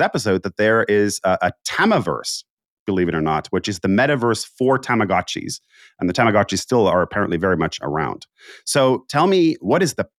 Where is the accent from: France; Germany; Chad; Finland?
Finland; moved away; I'm from Finland originally